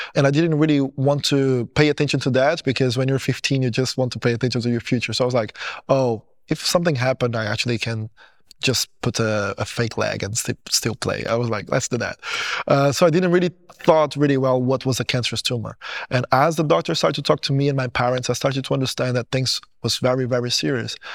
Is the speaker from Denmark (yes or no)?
no; Portugal; English is a second language; also born or lived in Goiânia, Brazil; I born in Brazil in a city called Goiânia. When I was seven years old, my parents, they decided that they want to move to Portugal.